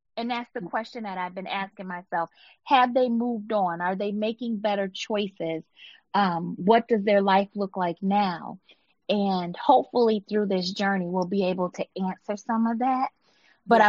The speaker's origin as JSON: {"language": "English", "town": "Buffalo", "region": "New York", "country": "United States", "tie": "born or raised there", "moved": "yes", "lives_now": "Michigan, United States", "said": "growing up in Buffalo"}